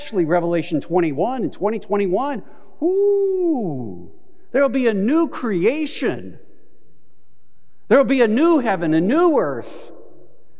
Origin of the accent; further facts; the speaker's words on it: Southern California, United States; growing up in Southern California to have a water shortage